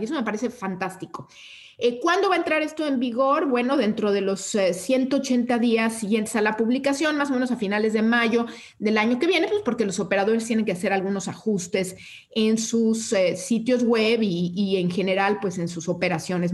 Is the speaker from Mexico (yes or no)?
yes; Mexico